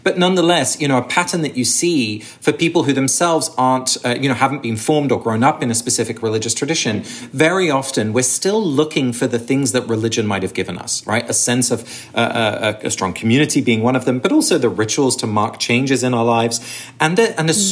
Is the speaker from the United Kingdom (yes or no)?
yes; Sussex, South East England, United Kingdom; I grew up in England. I was born and raised in Sussex, but my parents are both Dutch